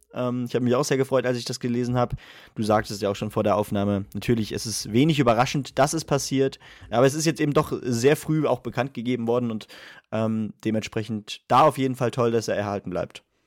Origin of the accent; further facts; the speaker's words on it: Germany; wir als Deutsche